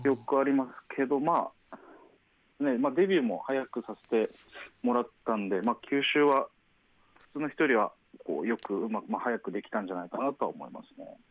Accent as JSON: {"language": "Japanese", "region": "Saga", "country": "Japan", "tie": "born or raised there", "said": "僕が出身が佐賀"}